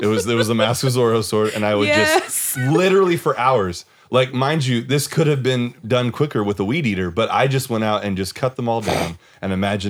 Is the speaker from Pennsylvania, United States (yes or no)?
no; Washington, United States; I grew up in Washington State